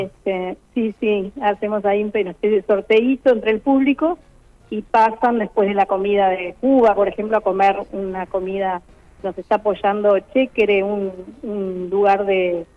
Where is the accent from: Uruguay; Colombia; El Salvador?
Uruguay; muchos uruguayos, la mayoría venimos de culturas migratorias de Italia, de España